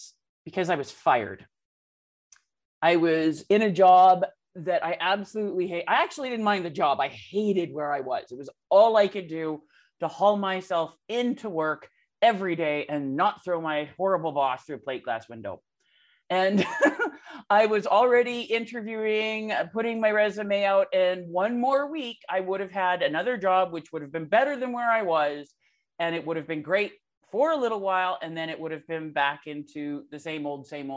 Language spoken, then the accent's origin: English; Canada; I'm Canadian